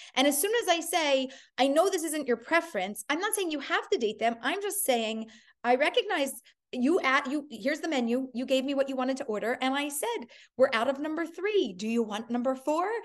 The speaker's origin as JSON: {"language": "English", "town": "Philadelphia", "region": "Pennsylvania", "country": "United States", "tie": "born or raised there", "said": "I grew up in Philadelphia"}